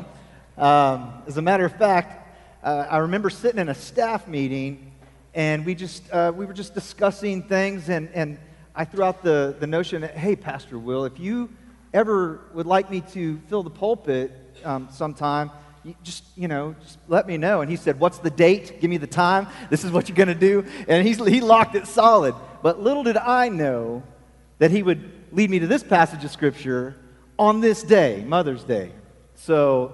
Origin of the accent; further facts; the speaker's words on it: Falls City, Nebraska, United States; moved away; I grew up in Nebraska